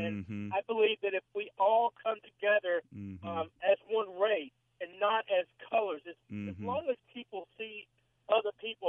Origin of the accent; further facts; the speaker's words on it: Birmingham, Alabama, United States; I am white. I grew up in Birmingham, Alabama.